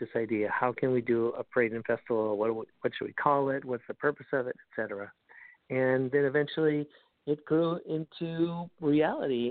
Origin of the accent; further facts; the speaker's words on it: Alaska, United States; also born or lived in Indian reservation; now in Orlando, United States; having spent 4 years of my youth living on an Indian reservation and then growing up in Alaska